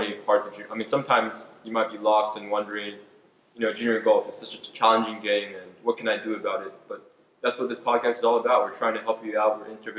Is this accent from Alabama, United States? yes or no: no; Minnesota, United States; Minnesota, my home state.